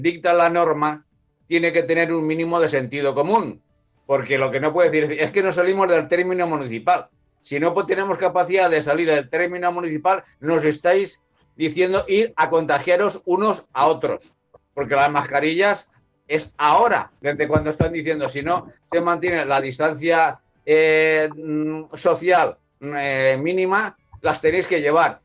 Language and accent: Spanish; Valencian Community, Spain